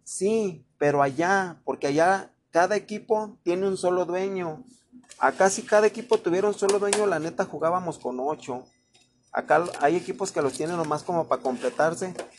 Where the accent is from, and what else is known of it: Mexico